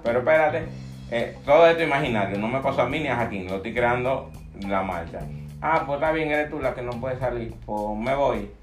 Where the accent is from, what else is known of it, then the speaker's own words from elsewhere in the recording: Dominican Republic; soy dominicano